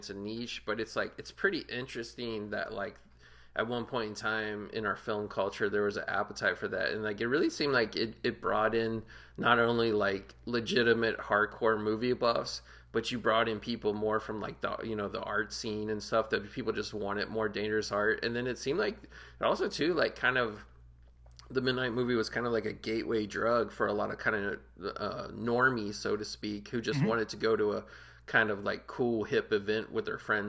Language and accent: English; Cincinnati, Ohio, United States; moved away; I grew up in Cincinnati